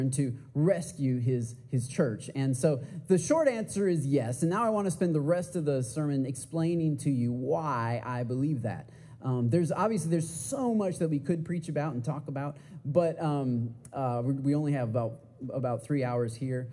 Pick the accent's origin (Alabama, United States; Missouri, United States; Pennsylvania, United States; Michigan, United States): Michigan, United States; moved away as an adult; now in Texas, United States; I am from Michigan originally. I've been living here in Texas for eight and a half years now